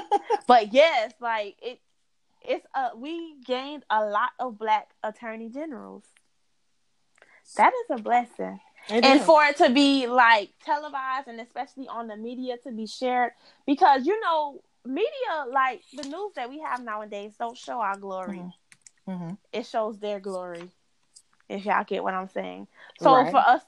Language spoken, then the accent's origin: English; Florida, United States; and I've been here all my life.